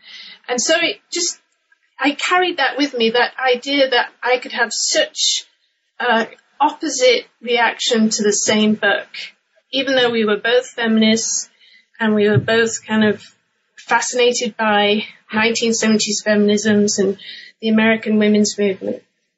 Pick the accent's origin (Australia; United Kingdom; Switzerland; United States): United Kingdom; England; Well, my background is I'm originally from England, and I grew up in the UK in the 1980s